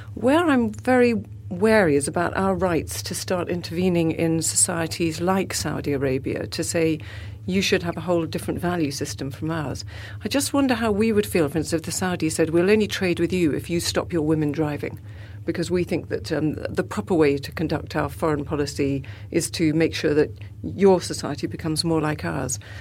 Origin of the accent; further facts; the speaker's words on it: South Africa; moved away; I come from South Africa